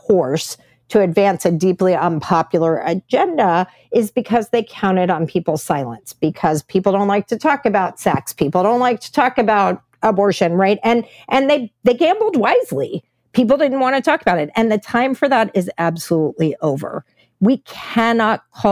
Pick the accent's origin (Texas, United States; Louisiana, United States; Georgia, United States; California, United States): Texas, United States; my home state of Texas